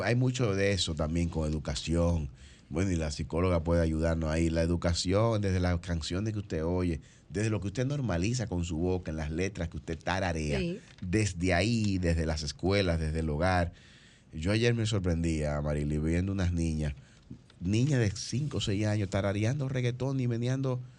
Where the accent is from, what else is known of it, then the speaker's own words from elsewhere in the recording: Dominican Republic; como dominicanos